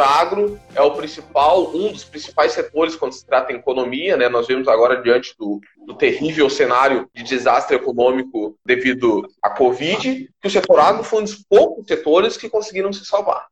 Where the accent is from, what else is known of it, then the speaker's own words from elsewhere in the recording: Porto Alegre, Rio Grande do Sul, Brazil; Sou de Porto Alegre